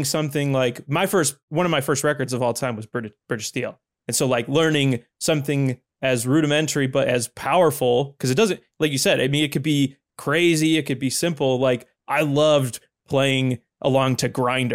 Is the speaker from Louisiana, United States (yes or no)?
no; Chicago, Illinois, United States; moved away as an adult; also born or lived in Bowling Green, Kentucky; I'm from the Chicagoland area, so I just moved to Kentucky